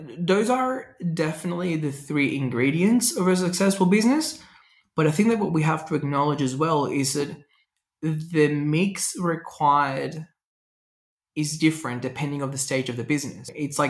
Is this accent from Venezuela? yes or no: yes; Venezuela; And it's funny because I tell people I grew up driving in Venezuela. I can drive anywhere in the world.